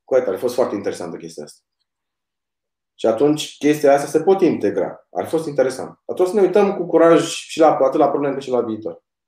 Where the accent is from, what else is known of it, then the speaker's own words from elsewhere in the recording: Ploiești, Prahova, Romania; eu tot vă sunt din Ploiești